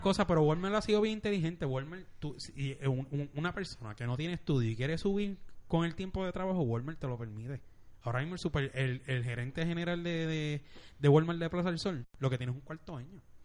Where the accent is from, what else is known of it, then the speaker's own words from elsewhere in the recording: Bayamón, Puerto Rico; yo soy de Bayamón